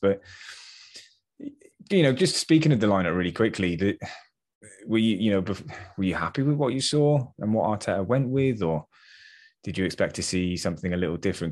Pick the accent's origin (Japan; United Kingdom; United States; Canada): United Kingdom; England; I know we're English